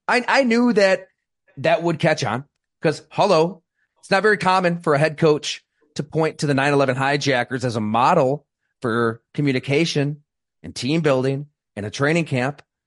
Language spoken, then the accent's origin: English; Salamanca, New York, United States; also born or lived in Syracuse, New York / Green Bay, Wisconsin; now in Buffalo, United States; I'm from Western New York. I grew up in, in Salamanca, went to Ellicottville